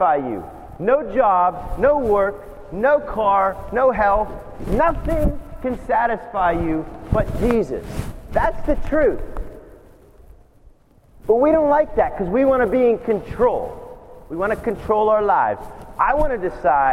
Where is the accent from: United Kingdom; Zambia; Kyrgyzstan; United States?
United States; as an American